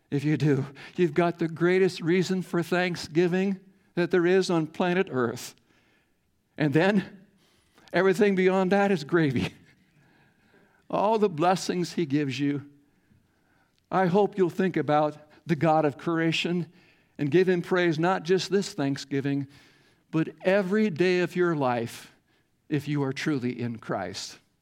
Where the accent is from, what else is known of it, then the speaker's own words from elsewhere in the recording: Iowa, United States; growing up in Iowa farm